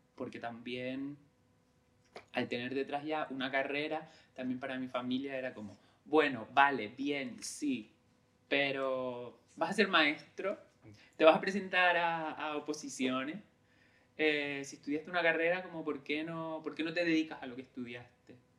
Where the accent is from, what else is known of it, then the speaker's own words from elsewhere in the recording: San Bartolomé, Canary Islands, Spain; moved away as an adult; also born or lived in Tenerife / Madrid; Yo crecí en, un, en San Bartolomé, que es un pueblo de Lanzarote